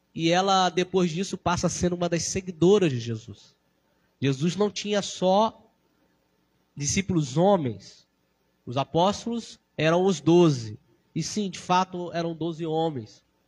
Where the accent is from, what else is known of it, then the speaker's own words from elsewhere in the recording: Brazil; nós cristãos sabemos que somos brasileiros